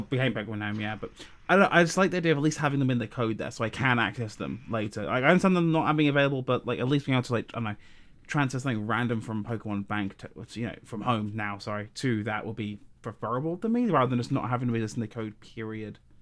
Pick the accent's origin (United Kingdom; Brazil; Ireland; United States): United Kingdom; South of England; moved away; I'm not from Liverpool. I'm from the south of England